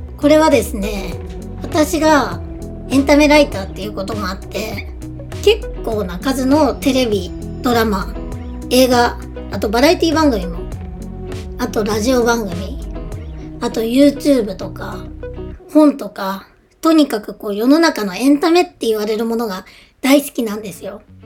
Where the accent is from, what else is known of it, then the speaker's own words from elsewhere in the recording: northern Japan, Japan; 北国で生まれ育っていて、都会じゃなかったので、こう結構車文化な地域だったんですね。